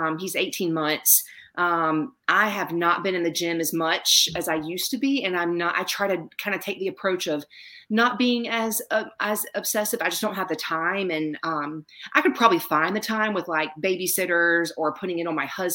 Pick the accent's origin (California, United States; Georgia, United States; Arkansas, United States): Georgia, United States; Savannah; now in South Carolina, United States; I grew up in Savannah, Georgia, so I went to the beach all the time